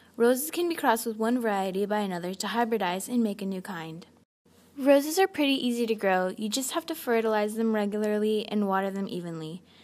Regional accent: Kansas, United States; I was born in Kansas

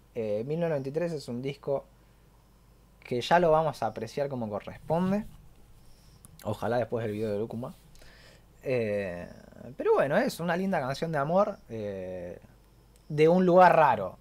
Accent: Argentina; yo soy argentino y sé lo que es una buena pizza

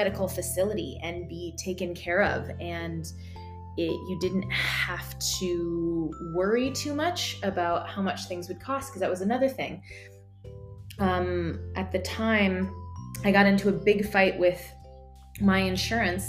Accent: United States; moved away; as an American

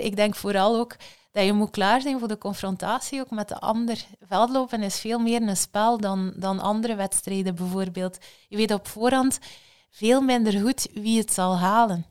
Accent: Belgium

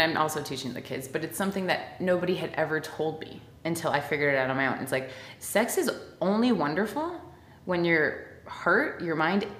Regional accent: Miami, Florida, United States; I grew up in the South too, but a different South. I grew up in Miami.

